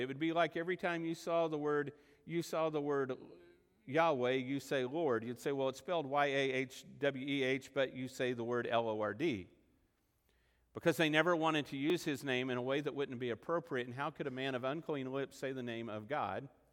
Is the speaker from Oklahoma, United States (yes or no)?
yes; Oklahoma, United States; also born or lived in Texas Panhandle; I say Abba because I'm from Oklahoma and the Texas Panhandle, and that's the way we say it